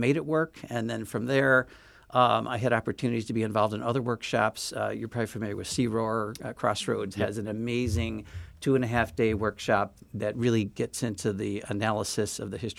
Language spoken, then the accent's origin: English; St. Louis, Missouri, United States; now in Chicago, United States; So I grew up in St. Louis. I grew up in an integrated neighborhood in St. Louis in the Central West End area.